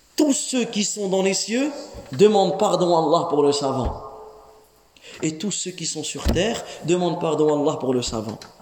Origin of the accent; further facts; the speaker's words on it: France; nous les jeunes ici, on est né en France. On a grandi en France.